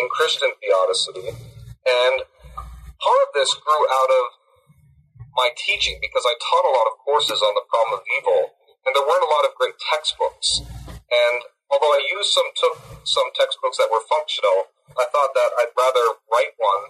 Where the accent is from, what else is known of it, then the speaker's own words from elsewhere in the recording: Barrie, Ontario, Canada; moved away as an adult; also born or lived in New Haven, Connecticut / Cambridge, Massachusetts / Montreal / Missouri; now in Sudbury, Canada; I'm Canadian from Barrie, Ontario